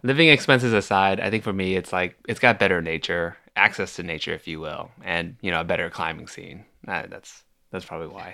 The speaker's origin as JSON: {"language": "English", "town": "Milpitas", "region": "California", "country": "United States", "tie": "born or raised there", "moved": "as an adult", "lives_now": "Los Angeles, United States", "said": "I've only recently started living in L A, and I grew up in the Bay Area"}